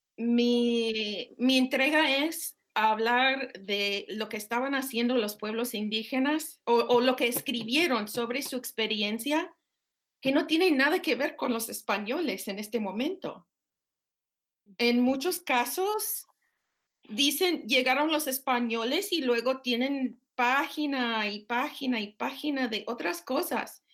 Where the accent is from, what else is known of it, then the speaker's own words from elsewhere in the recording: Minnesota, United States; Spanish is a second language; moved away as an adult; now in Austin, United States; Vengo de Minnesota por eh, parte de mi papá soy Ojibwe y el resto de mi familia irlandesa.